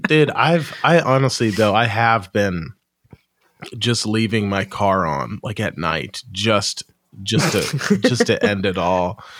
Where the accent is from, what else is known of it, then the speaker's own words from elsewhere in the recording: United States; I'm American